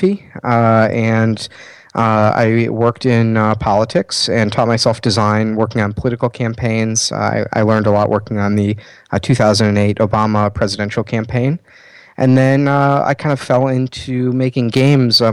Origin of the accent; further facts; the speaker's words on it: Chicago, Illinois, United States; I'm a designer from Chicago, Illinois